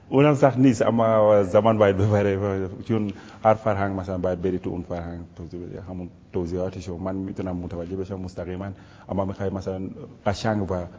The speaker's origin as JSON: {"language": "Persian", "country": "Senegal", "first_language": "Wolof", "second_language": "Persian", "moved": "yes", "said": "زبان والاف زبان مادریمون هستش"}